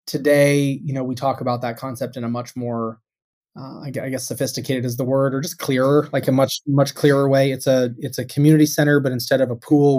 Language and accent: English; Tucson, Arizona, United States; moved away as an adult; now in Boston, United States; I grew up in Tucson, Arizona